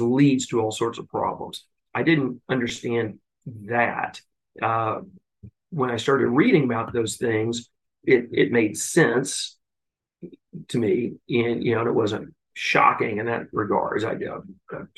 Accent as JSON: {"language": "English", "region": "Tennessee", "country": "United States", "tie": "born or raised there", "said": "I grew up in Tennessee in the 80s"}